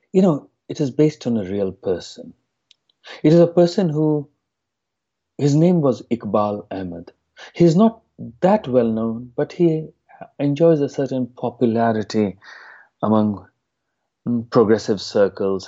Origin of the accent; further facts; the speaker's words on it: India; moved away; my hometown in India